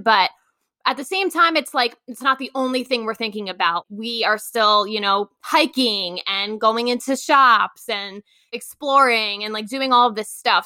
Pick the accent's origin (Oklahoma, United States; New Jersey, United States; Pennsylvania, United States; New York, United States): New York, United States; Long Island; moved away as an adult; also born or lived in Queens; I'm originally from Long Island